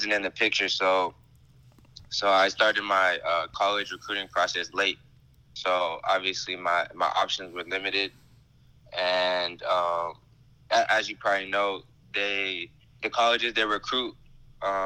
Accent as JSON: {"language": "English", "region": "West Coast", "country": "United States", "said": "I'm from the West Coast"}